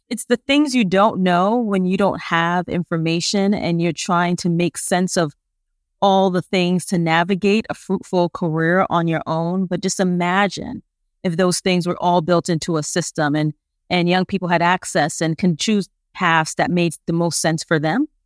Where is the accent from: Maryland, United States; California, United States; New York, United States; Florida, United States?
New York, United States; New York City; I'm originally from Brooklyn, New York